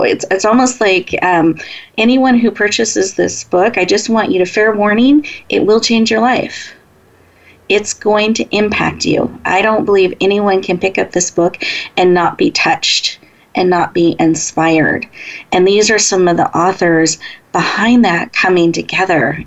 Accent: Washington, United States; now in Northern California, United States; I was born in Washington State

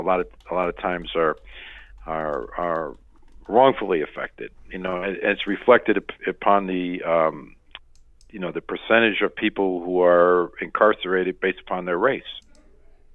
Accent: the South, United States; I grew up in the South

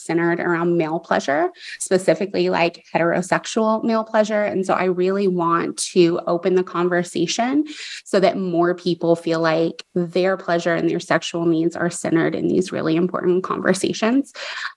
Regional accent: Texas, United States; growing up, especially where you and I did, we're both from Texas.

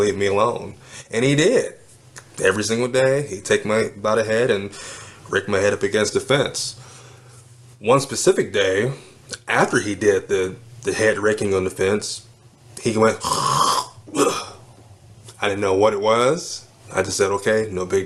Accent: Cleveland, Ohio, United States; I was born in Cleveland, Ohio

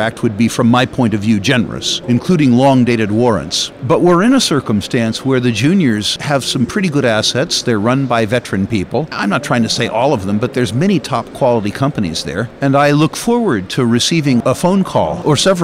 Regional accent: United States; as an American

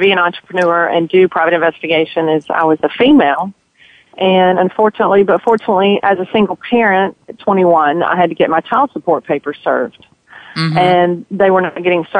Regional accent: Georgia, United States; I was born and raised here in Georgia.

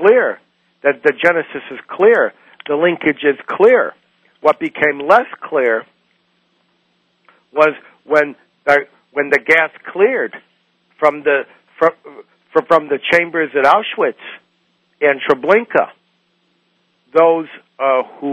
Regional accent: United States; when I was born in the United States in 1950

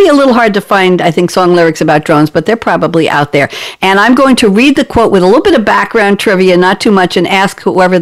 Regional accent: New York, United States; I come from New York, where you put a quarter in and you got to select three songs.

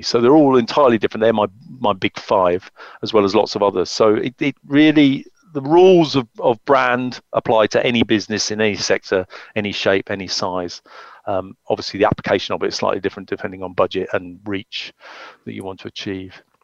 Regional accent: the Cotswolds, South West England, United Kingdom; moved away; I grew up in the Cotswolds

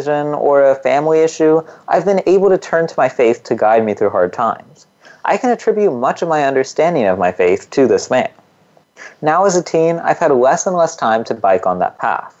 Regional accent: California's Central Valley, United States; I, on the other hand, was born and raised in California's Central Valley

